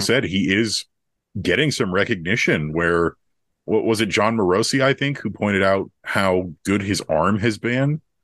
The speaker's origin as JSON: {"language": "English", "country": "United States", "said": "as American fans and, and players from the United States"}